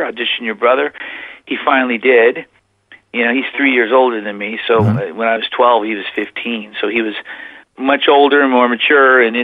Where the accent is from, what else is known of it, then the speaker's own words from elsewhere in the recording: Whittier, California, United States; moved away as an adult; also born or lived in Oklahoma; now in Plymouth, United States; I was born in Whittier, California, 1963, July, and I was raised primarily in California